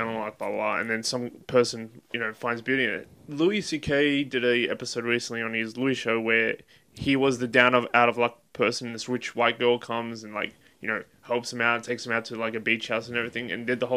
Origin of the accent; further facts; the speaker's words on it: Israel; I'm from Israel, right? And I'm an Arab from Israel